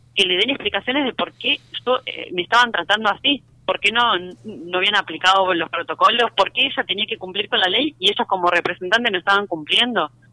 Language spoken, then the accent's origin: Spanish; Rosario, Santa Fe, Argentina; moved away; nosotros somos rosarinos